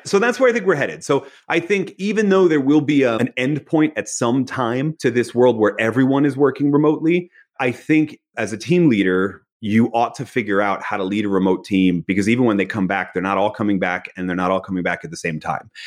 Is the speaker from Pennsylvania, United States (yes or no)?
yes; Philadelphia, Pennsylvania, United States; I was born in Philadelphia.